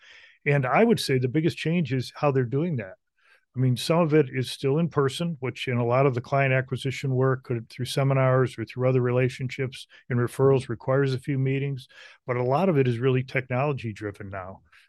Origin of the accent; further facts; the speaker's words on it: Michigan, United States; I grew up in Michigan, which is where our company is headquartered, White Glove.